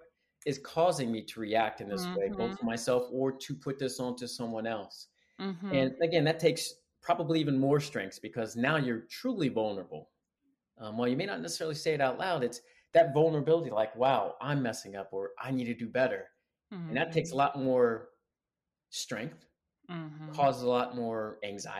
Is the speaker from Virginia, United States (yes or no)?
yes; Sterling, Virginia, United States; also born or lived in Atlanta / Alabama; now in Marina Del Rey, United States; I'm originally from Sterling, Virginia. So right outside Washington, D.C.